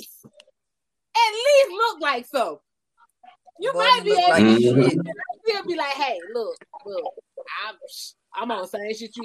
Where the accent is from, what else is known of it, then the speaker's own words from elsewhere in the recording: Columbus, Georgia, United States; I was born and raised in Columbus, Georgia